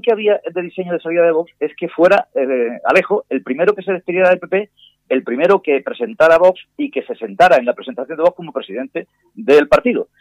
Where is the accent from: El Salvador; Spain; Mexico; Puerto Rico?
Spain; Córdoba, Andalusia; en Córdoba, mi tierra